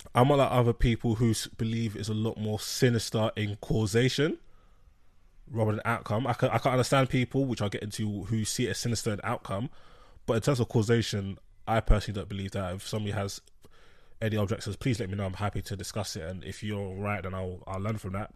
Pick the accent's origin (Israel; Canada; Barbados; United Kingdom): United Kingdom; London; I'm from London